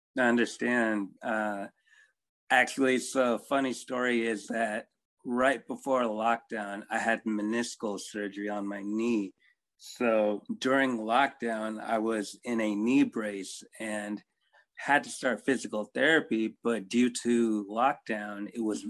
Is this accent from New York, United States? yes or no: no; South Bay area, California, United States; I was born in America in uh, Cali, around in the South Bay area, born and raised here